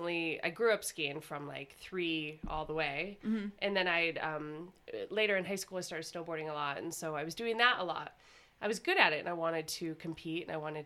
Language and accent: English; Idaho, United States; So I'm from Southern Idaho. And when I graduated from Pocatello High, I went to Boise State for 1 year.